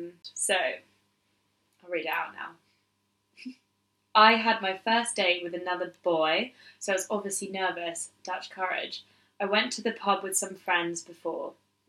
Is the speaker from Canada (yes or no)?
no; United Kingdom; Anymore, and I'm just a British fool.